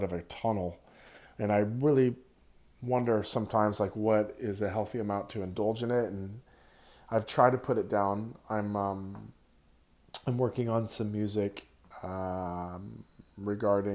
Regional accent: Santa Cruz, California, United States; my hometown of Santa Cruz, where I was born

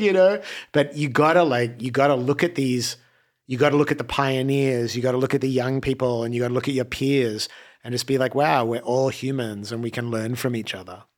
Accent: Australia; moved away as an adult; now in Los Angeles, United States; when I first came to LA from Australia

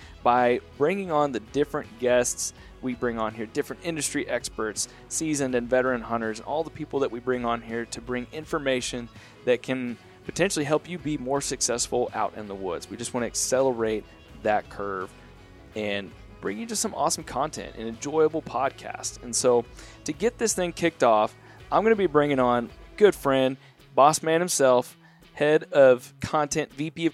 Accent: Central Texas, United States; I'm from Central Texas

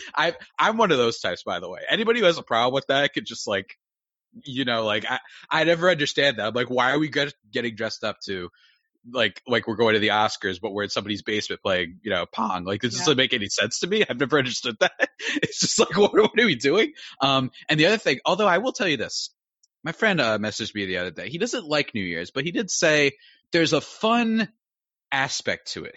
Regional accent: New Jersey, United States; I'm from New Jersey

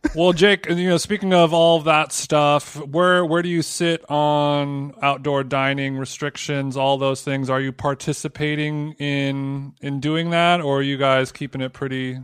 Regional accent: Southern California, United States; I grew up in Southern California

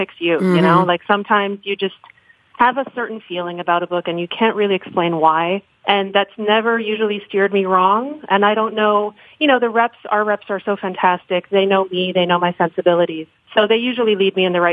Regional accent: New York City, New York, United States; moved away as an adult; now in Miami, United States; I grew up in New York City

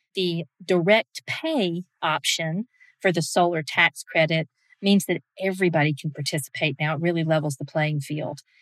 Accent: Georgia, United States; my home state of Georgia

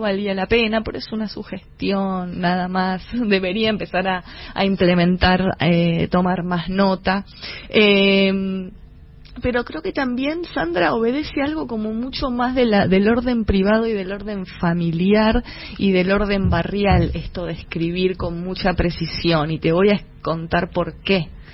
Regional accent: Avellaneda, Buenos Aires Province, Argentina; soy de Avellaneda, de Sarandí más precisamente

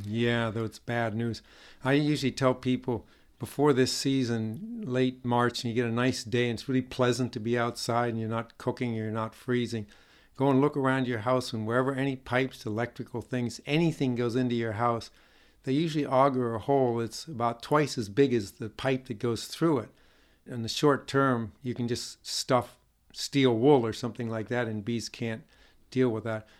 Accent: Northeast, United States; moved away; I grew up in the Northeast

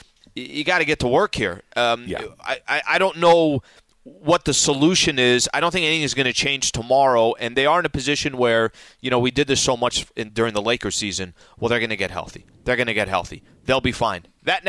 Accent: San Diego, California, United States; I grew up in San Diego, so I'm, you know, obviously a Charger fan.

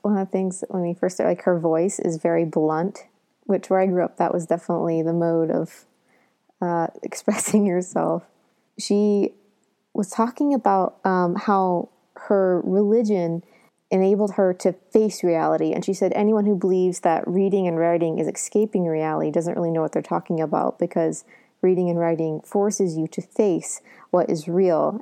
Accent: Southern Ohio, United States; I come, you know, from Southern Ohio, so I'm not a Northerner either

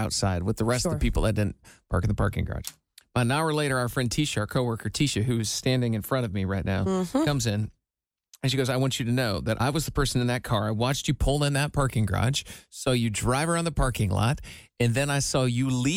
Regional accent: Iowa, United States; moved away; I haven't lived since I moved away from Iowa. My parents have been 6.5 hours away at all times

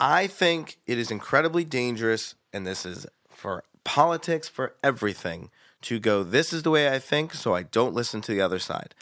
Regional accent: Virginia, United States; I'm a Jew from Virginia

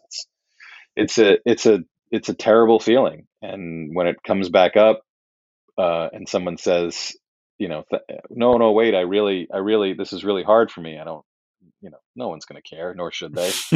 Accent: New York City, New York, United States; growing up in Manhattan in the eighties

